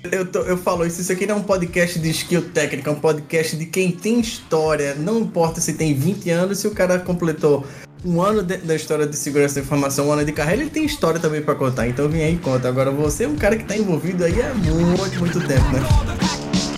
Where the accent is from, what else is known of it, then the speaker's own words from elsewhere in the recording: Recife, Pernambuco, Brazil; sou de Recife aí do Nordeste